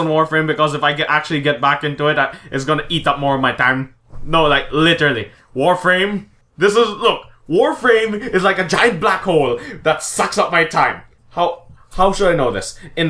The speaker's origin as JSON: {"language": "English", "country": "Philippines", "said": "I'm Filipino, actively playing as the Japanese in a World War II game."}